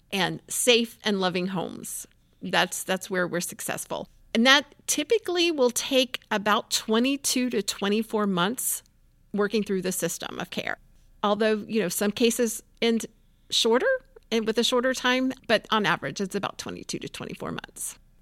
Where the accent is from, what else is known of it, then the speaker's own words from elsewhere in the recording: Tampa, Florida, United States; I grew up in Tampa